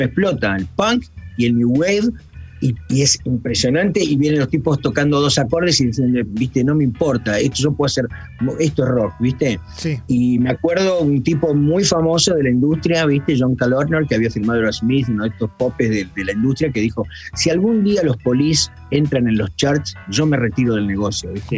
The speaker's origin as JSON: {"language": "Spanish", "country": "Argentina", "also_born_or_lived": "United States", "moved": "as an adult", "said": "nunca me fui tampoco de Argentina, este, a Estados Unidos"}